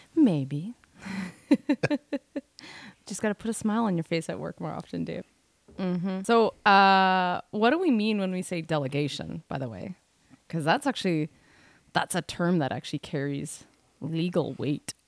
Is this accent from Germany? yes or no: no; Canada; We are Canadian R Ns